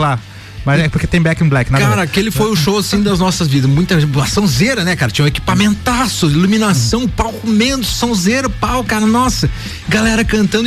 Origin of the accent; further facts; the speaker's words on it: Brazil; a gente morava ali na Popular, a gente nasceu na Popular